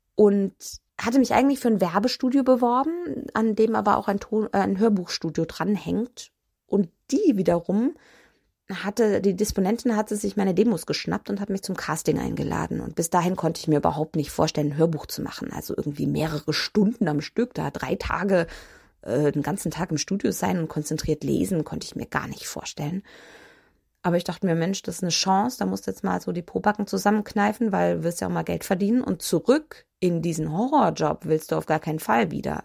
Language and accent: German; Nuremberg, Bavaria, Germany; Nürnberg ist meine Heimatstadt. Äh, da bin ich geboren und da bin ich irgendwie auch nie weggekommen.